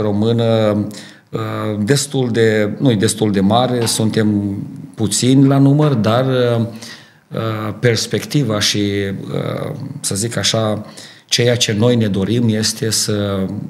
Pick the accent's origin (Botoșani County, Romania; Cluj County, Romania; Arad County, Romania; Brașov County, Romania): Botoșani County, Romania; Dorohoi; moved away as an adult; now in Ardooie, Belgium; Eu sunt originar din Dorohoi, România